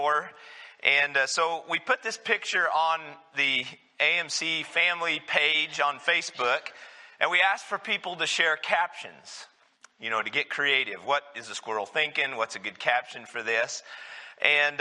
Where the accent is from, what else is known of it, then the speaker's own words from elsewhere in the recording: New Mexico, United States; moved away; when I grew up, the church I grew up in down in New Mexico